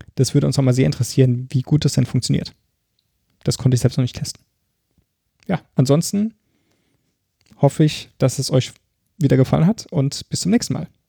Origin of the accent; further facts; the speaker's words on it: Mannheim, Baden-Württemberg, Germany; accent: Mannheimerisch; Ich liebe meine Heimatstadt